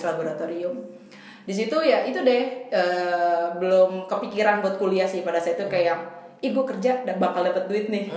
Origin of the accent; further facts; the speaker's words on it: Bekasi, West Java, Indonesia; also born or lived in Jakarta; gue dari Bekasi nih SD-nya